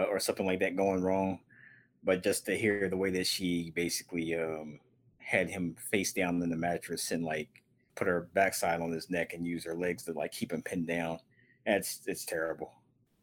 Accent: Mid-South, United States; I am from the Mid-South

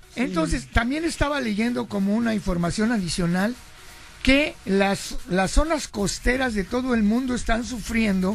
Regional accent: Veracruz, Mexico; soy jarocho

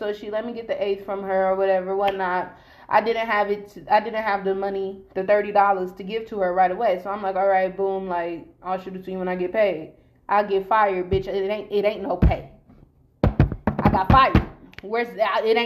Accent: Long Beach, California, United States; I'm from Long Beach

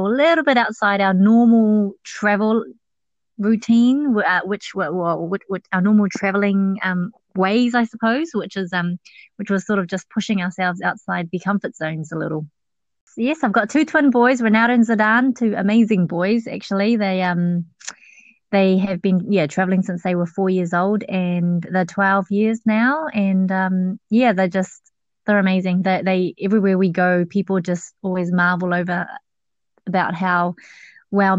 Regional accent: New Zealand; accent: Kiwi; also born or lived in Laos; Good old Kiwi accent

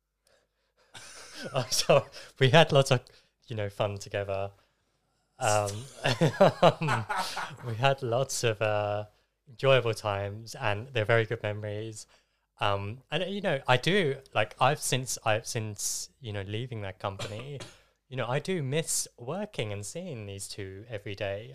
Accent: Essex, East of England, United Kingdom; I'm from Essex, but regularly spend time in London.

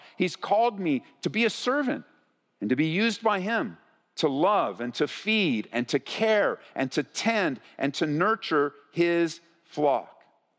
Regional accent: California, United States; As we grew up in Southern California, I mean, Marie and I got married, we didn't even move more than 10 miles from where we grew up.

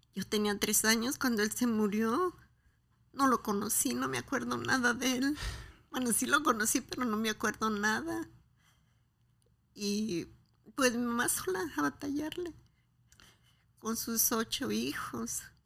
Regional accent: Guadalajara, Jalisco, Mexico; soy de Guadalajara

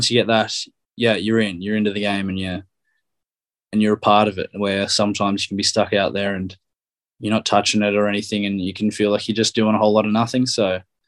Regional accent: Australia; moved away as an adult; now in Ireland; Growing up in Australia

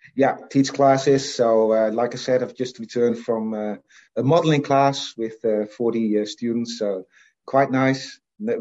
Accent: Assen, Drenthe, Netherlands; also born or lived in Friesland; I was born in the Netherlands. Yeah, I was born in uh, in a town called Assen, which is the capital of a province called Drenthe.

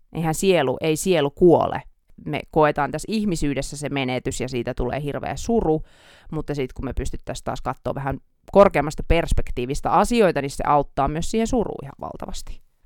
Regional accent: Oulu, North Ostrobothnia, Finland; accent: Oulu dialect; now in Helsinki, Finland; me täällä Oulun murretta

